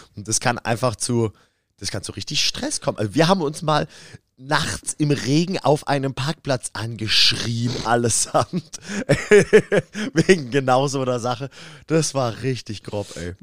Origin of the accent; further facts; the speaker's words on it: Karlsruhe, Baden-Württemberg, Germany; da habe ich auch mit meiner alten Band bei uns in Karlsruhe im alten Substage gespielt.